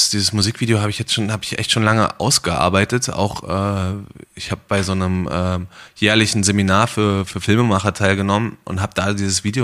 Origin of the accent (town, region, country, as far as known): Erfurt, Thuringia, Germany; born or raised there